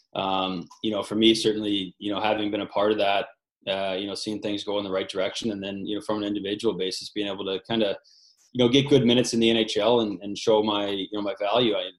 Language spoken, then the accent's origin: English; St. Louis, Missouri, United States; moved away; it was my hometown team growing up